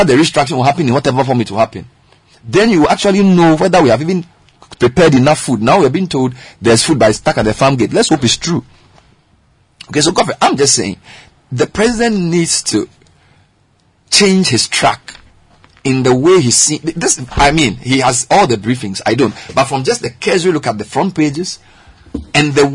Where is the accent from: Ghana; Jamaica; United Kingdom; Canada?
Ghana; we are from Ghana